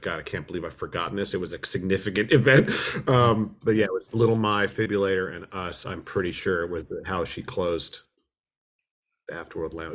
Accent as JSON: {"language": "English", "town": "Berkeley", "region": "California", "country": "United States", "tie": "born or raised there", "also_born_or_lived": "New York", "said": "I was born in New York. My whole family's from New York on both sides, but I moved here in nineteen seventy when I was two. So I am effectively a, a, a Berkeley native, effectively speaking"}